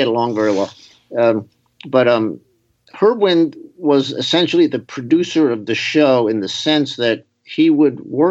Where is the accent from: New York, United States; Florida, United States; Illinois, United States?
New York, United States; New York City; I was growing up in New York City.